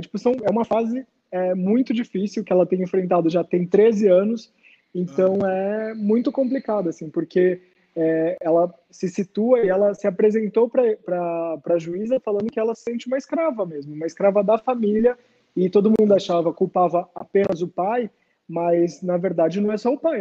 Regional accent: Praia Grande, São Paulo, Brazil; moved away as an adult; also born or lived in Santos; now in São Paulo, Brazil; Eu nasci em Santos, mas morei praticamente minha vida toda em Praia Grande e moro em São Paulo agora tem 10 anos

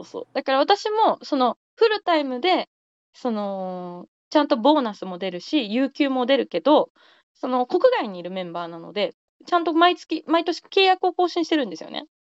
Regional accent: rural Gifu Prefecture, Japan; 私、岐阜県の田舎の出身

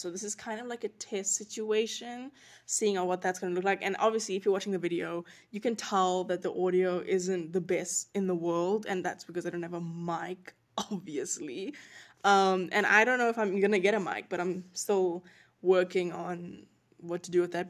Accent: South Africa; moved away as an adult; also born or lived in North Carolina; now in United States; I'm not from the U S. I'm from South Africa originally. That is my home. That is my country.

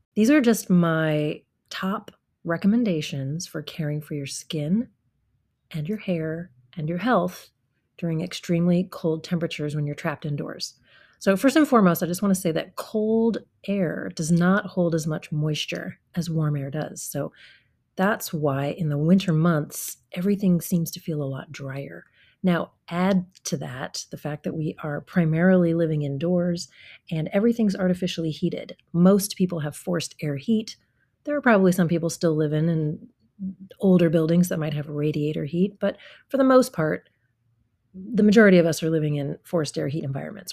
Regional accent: Midwest, United States; also born or lived in Hawaii; now in Seattle, United States; my life as a child growing up in the Midwest

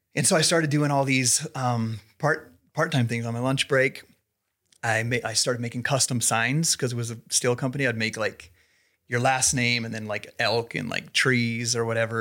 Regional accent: Idaho Falls, Idaho, United States; moved away as an adult; also born or lived in Salt Lake City; I was born and raised here in Idaho Falls

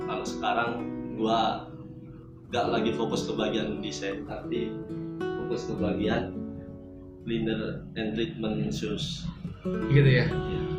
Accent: Surabaya, East Java, Indonesia; also born or lived in Jakarta; Gua asli Surabaya cuman lama, ting lama tinggal di Jakarta

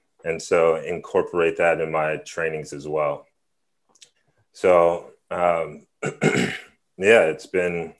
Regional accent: San Francisco, California, United States; born and raised in San Francisco

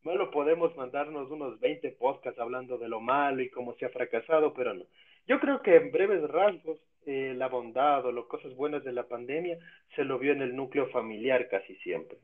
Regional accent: Ecuador

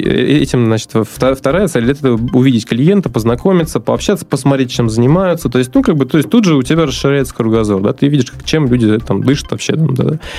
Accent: Astrakhan, Astrakhan Oblast, Russia; moved away as an adult; also born or lived in Moscow; now in Saint Petersburg, Russia; вообще я родился на юге, в Астрахани

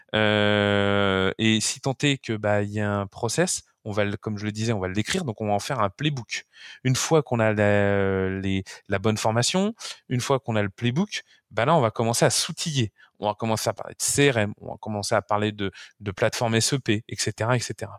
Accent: France; chez nous en France

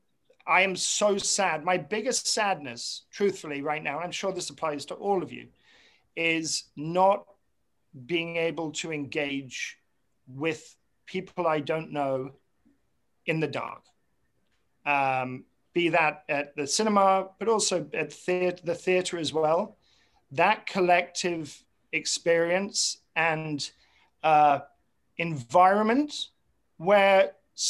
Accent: England, United Kingdom; moved away as an adult; also born or lived in Montclair, New Jersey; now in United States; I'm obviously from England originally.

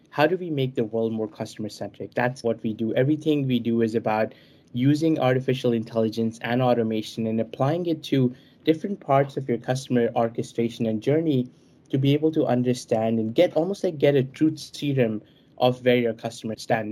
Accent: New Delhi, Delhi, India; I was born in New Delhi

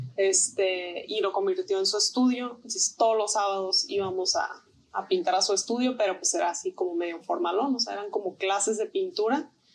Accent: Tijuana, Baja California, Mexico; also born or lived in Mexico City; yo también soy de la Ciudad de México. Y este, cuando yo tenía tres años de edad, fue cuando nos vinimos a, vivir a, Tijuana

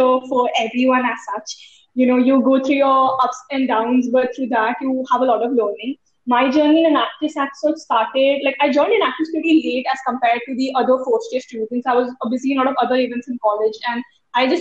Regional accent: Mumbai, Maharashtra, India; I am from Mumbai, currently studying in HR College of Commerce and Economics.

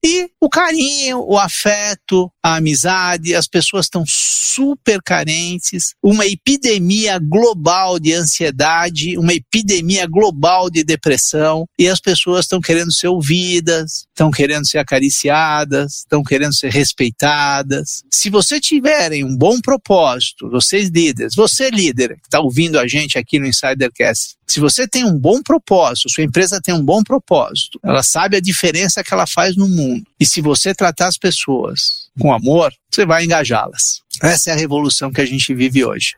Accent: Santo André, São Paulo, Brazil; born or raised there; Portuguese is a second language; also born or lived in Italy

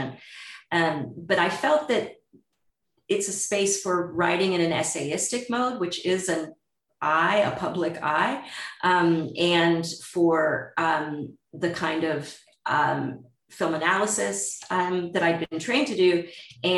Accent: United States; if you're an American

